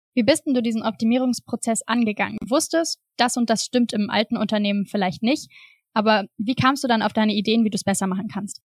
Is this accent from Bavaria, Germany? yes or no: no; near Straelen, North Rhine-Westphalia, Germany; also born or lived in Düsseldorf; in einem 5000 Einwohnerdorf im, am Niederrhein gelebt und bin da halt aufgewachsen.